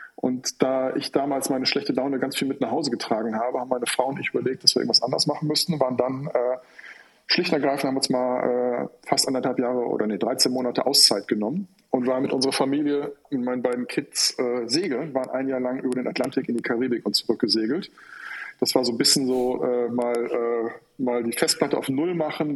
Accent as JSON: {"language": "German", "region": "Rhineland", "country": "Germany", "tie": "born or raised there", "also_born_or_lived": "Cologne", "moved": "as an adult", "lives_now": "Hamburg, Germany", "said": "ich bin eigentlich äh, gebürtiger Rheinländer"}